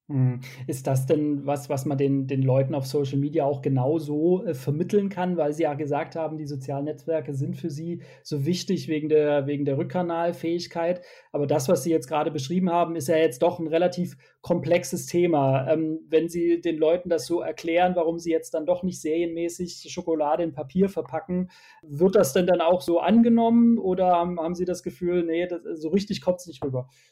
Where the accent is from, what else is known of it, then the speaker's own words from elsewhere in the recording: Sindelfingen, Baden-Württemberg, Germany; Ich komme aus Sindelfingen. Das liegt etwa 20 Kilometer südwestlich von Stuttgart.